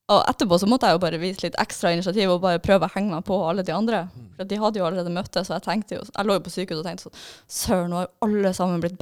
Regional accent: Trondheim, Trøndelag, Norway; Sånn, jeg er fra Trondheim.

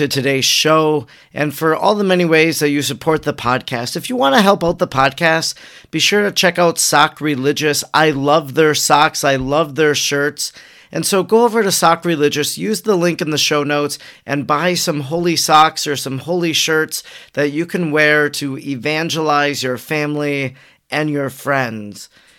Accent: Wisconsin, United States; in my home state of Wisconsin. I live 20 minutes from there.

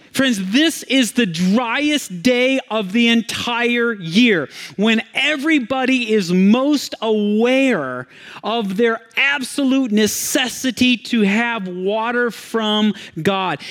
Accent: Michigan, United States; I grew up in Michigan

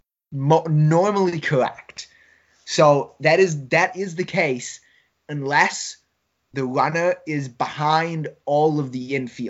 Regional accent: Coon Rapids, Minnesota, United States; a team from my hometown is in the Little League World Series. Shout out to Coon Rapids Andover Little League

